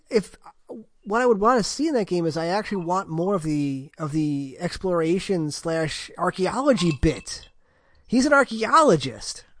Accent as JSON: {"language": "English", "country": "United States", "said": "I'm American"}